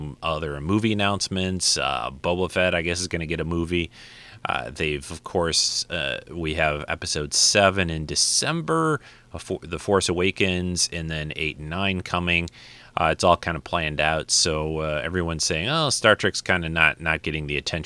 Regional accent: Detroit, Michigan, United States; my hometown of Detroit

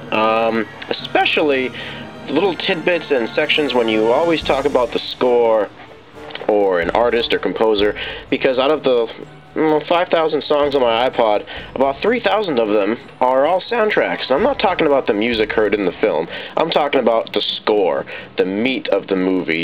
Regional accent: Cape Cod, Massachusetts, United States; growing up on Cape Cod

